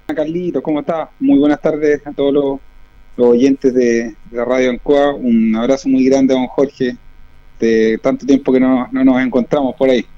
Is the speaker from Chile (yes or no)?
yes; Linares, Maule, Chile; yo soy nacido y criado en Linares